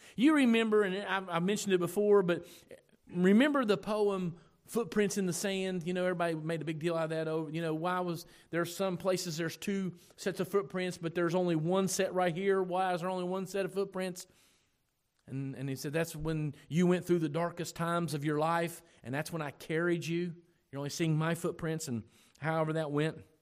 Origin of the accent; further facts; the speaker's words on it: United States; We are so American